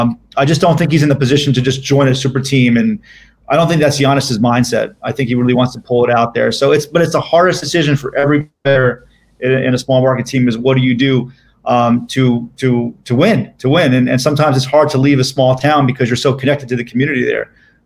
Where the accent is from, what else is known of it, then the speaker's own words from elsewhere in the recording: Miami, Florida, United States; also born or lived in New York City; I'm from Miami